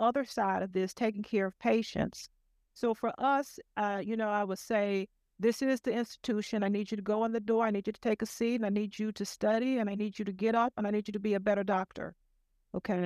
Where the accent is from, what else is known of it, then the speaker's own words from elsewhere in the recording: Houston, Texas, United States; moved away; also born or lived in rural Georgia / New Orleans / Chicago; So I grew up in Houston, and I have backgrounds in rural Georgia